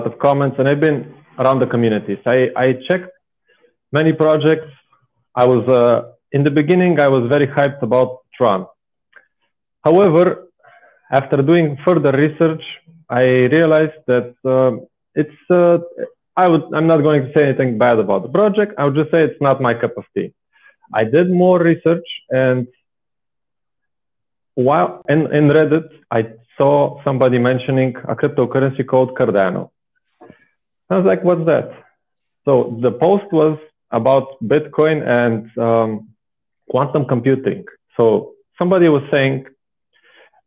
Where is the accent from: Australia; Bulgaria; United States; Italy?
Bulgaria; English is a second language; moved away as an adult; now in Austria; I'm originally from Bulgaria. I'm 27 years old now. I am living in Austria since about 8 years